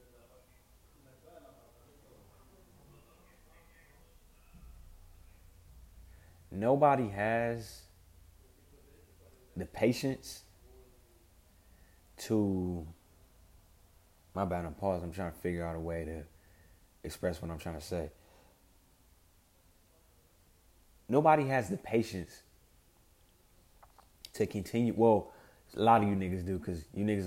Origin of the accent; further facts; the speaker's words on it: Compton, California, United States; I'm from West Side Compton, also known as West Side Bompton. More specifically, off Wilmington and Rosecrans